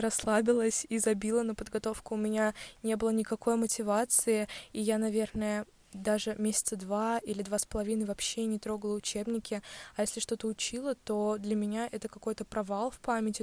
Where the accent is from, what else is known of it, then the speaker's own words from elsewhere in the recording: Ulyanovsk, Ulyanovsk Oblast, Russia; в Ульяновске